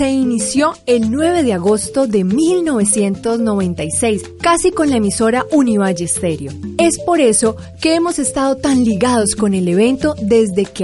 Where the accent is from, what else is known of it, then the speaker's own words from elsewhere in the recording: France; yo vengo de Francia